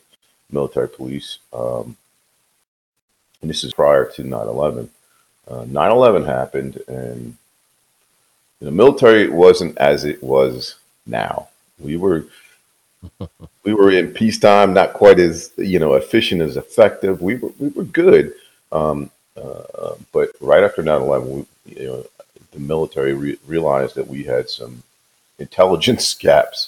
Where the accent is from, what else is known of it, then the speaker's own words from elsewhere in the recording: New Castle County, Delaware, United States; moved away as an adult; also born or lived in Ocean City, Maryland; now in Georgia, United States; I'm originally, you know, from Newcastle County, Delaware, and served there as a police officer